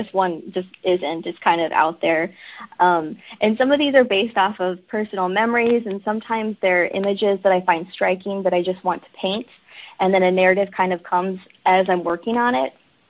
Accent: Arkansas, United States; now in New York, United States; I am originally from Arkansas

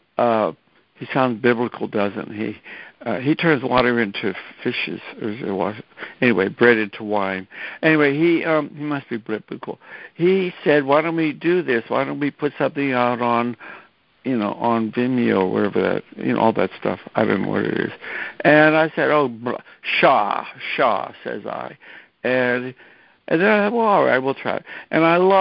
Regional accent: McKeesport, Pennsylvania, United States; moved away; I went to Pittsburgh, to my hometown, and made a movie about McKeesport

